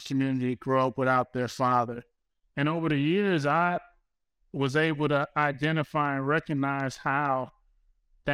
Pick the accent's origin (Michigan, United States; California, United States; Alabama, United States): California, United States; Compton; the way of life for the people who I grew up with, family, and I'm from Compton